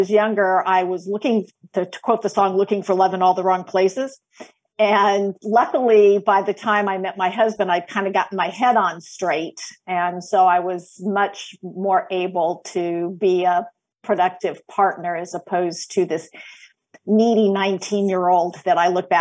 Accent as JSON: {"language": "English", "town": "Los Angeles", "region": "California", "country": "United States", "tie": "born or raised there", "also_born_or_lived": "Georgia / Washington State", "moved": "yes", "lives_now": "North Carolina, United States", "said": "I'm originally from Los Angeles, from the San Fernando Valley"}